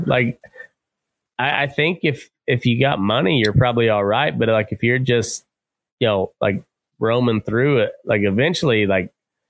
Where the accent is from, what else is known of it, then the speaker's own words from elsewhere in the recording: Eastern Plains, Colorado, United States; I grew up out on the Eastern Plains